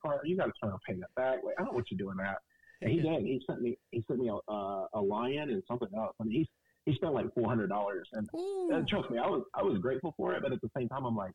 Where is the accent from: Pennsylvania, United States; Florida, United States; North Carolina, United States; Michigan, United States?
North Carolina, United States; Burlington; born or raised there; moved away as an adult; now in Fort Worth, United States